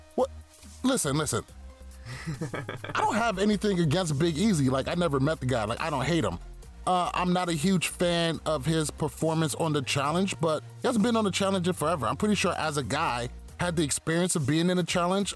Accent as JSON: {"language": "English", "region": "New York", "country": "United States", "said": "I'm from New York"}